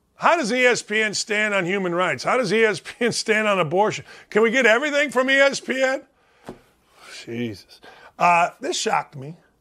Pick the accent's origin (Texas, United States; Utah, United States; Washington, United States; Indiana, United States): Indiana, United States; Gary; We're all from Gary, Indiana